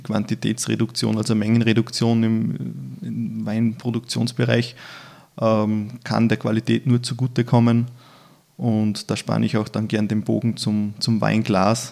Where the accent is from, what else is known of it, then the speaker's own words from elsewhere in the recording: Upper Austria, Austria; moved away; Ich bin ja ursprünglich Oberösterreicher